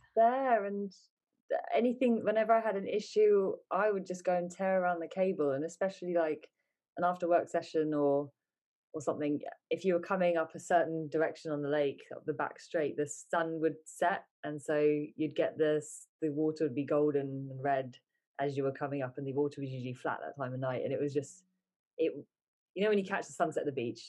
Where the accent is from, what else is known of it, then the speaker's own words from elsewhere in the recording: England, United Kingdom; also born or lived in United States; I was born in England. Uh, we moved to America for a bit, then we moved back to England